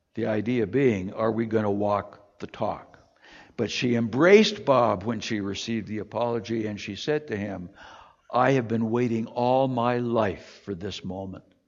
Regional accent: Toronto, Ontario, Canada; I grew up in Toronto

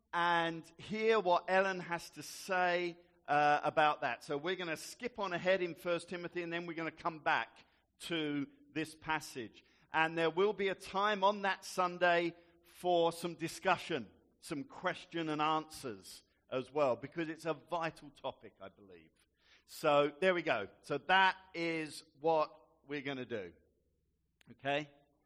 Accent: Gravesend, South East England, United Kingdom; growing up in Gravesend

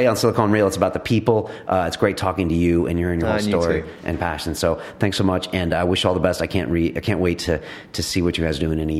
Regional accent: United Kingdom; You have a customer base that's British. We're British. We're here.

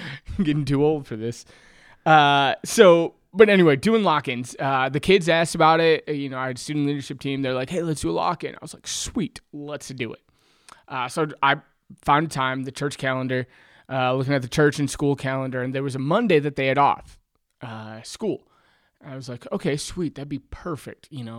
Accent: Michigan, United States; Well, so I'm the oldest of five kids. I grew up in West Michigan. We were the typical church family.

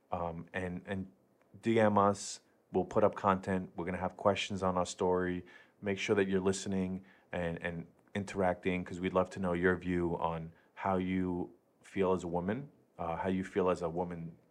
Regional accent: Queens, New York, United States; now in Brooklyn, United States; I'm in Brooklyn now, but born and raised in Queens.

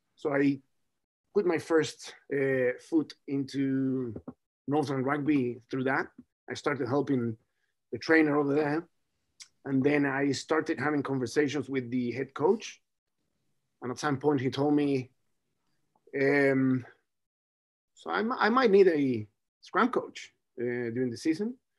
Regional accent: Chile; now in Hawke's Bay, New Zealand; I'm from Chile

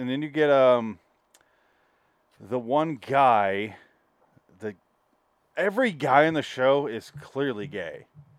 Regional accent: Michigan, United States; accent: Michigan; now in Los Angeles, United States; do you remember when we moved to L.A.? I had to get over my accent

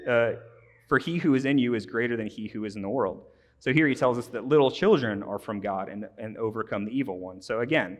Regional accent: Midwest, United States; As a Midwesterner

